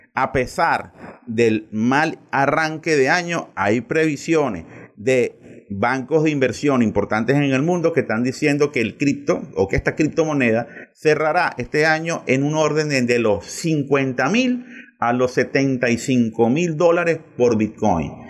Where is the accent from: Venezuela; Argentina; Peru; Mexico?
Venezuela; nosotros aquí en Venezuela